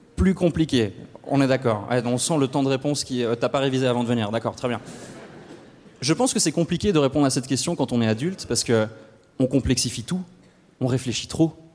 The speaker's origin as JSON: {"language": "French", "country": "Switzerland", "said": "chez nous en Suisse"}